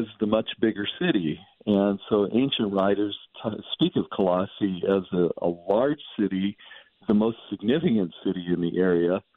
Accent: San Joaquin Valley, California, United States; I grew up in the San Joaquin Valley of California

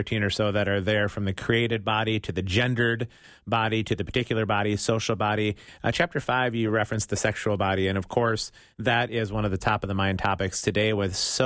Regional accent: Midwest, United States; as a Midwesterner

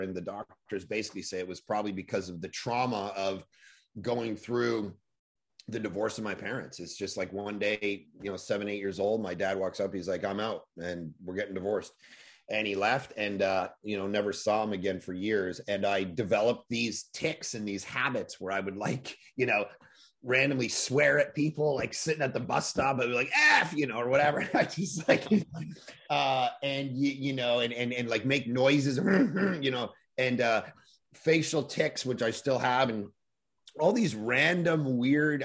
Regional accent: Toronto, Ontario, Canada; middle of the winter, growing up in Toronto, snow, you know, a foot deep

